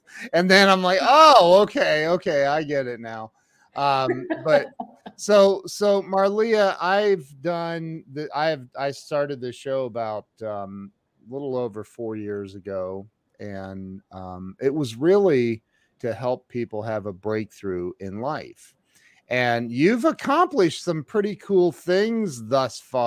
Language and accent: English; Ohio, United States; I'm from Ohio, so I'm very familiar with snow